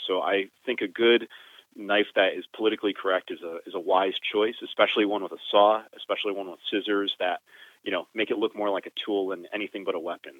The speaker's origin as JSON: {"language": "English", "region": "Connecticut", "country": "United States", "tie": "born or raised there", "said": "I'm from New England. I'm from Connecticut. I born and raised here"}